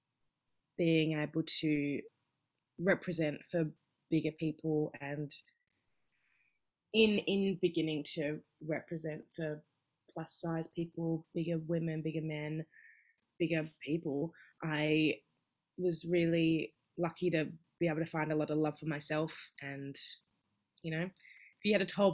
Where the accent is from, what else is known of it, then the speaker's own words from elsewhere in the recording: Perth, Western Australia, Australia; moved away as an adult; now in Melbourne, Australia; growing up in Perth